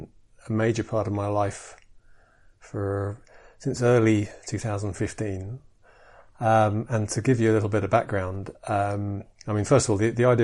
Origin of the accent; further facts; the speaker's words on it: Edinburgh, Scotland, United Kingdom; in Edinburgh, which is my hometown